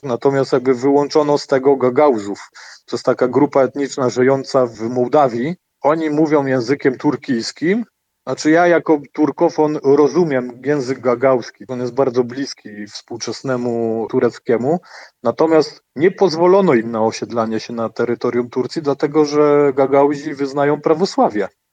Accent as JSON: {"language": "Polish", "town": "Poznań", "region": "Greater Poland", "country": "Poland", "said": "ja jestem z Poznania."}